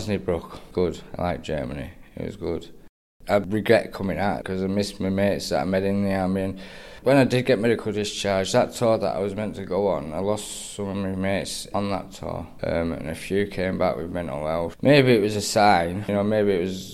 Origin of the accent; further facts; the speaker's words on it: Lancaster, North West England, United Kingdom; I'm from Lancaster, born and bred.